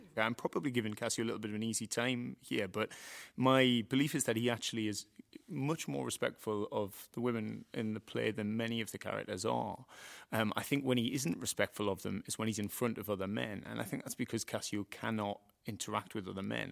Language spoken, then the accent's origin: English; Doncaster, Yorkshire and the Humber, United Kingdom; people from my hometown are often not news presenters